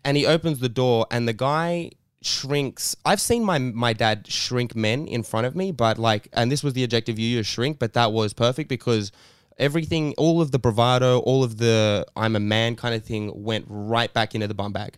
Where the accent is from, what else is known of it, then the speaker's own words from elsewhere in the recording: Sydney, New South Wales, Australia; we grew up in Redfern right when it was the it was the worst